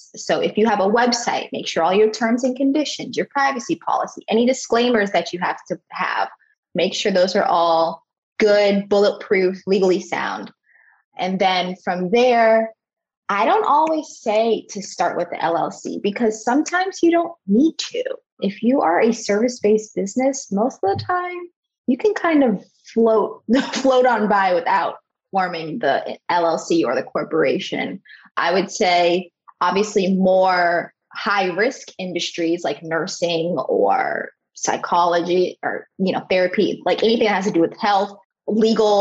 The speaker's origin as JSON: {"language": "English", "region": "South Florida", "country": "United States", "tie": "born or raised there", "said": "I live in Fort Lauderdale, Florida. I grew up in South Florida, so this is home for me"}